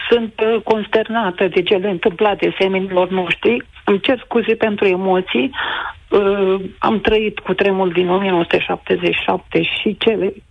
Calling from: Bacău, Bacău County, Romania; Bună ziua … din Bacău.

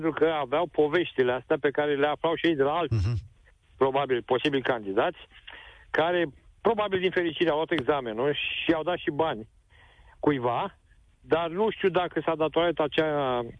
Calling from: Galați, Galați County, Romania; Uh, vă sunt din Galați.

